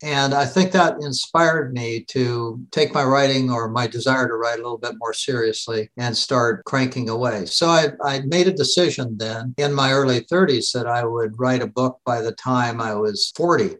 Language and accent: English; Seattle, Washington, United States; I grew up in Seattle.